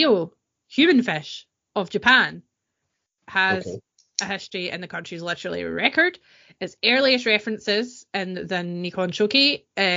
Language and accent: English; East Kilbride, Scotland, United Kingdom; I'm from Green Hills in East Kilbride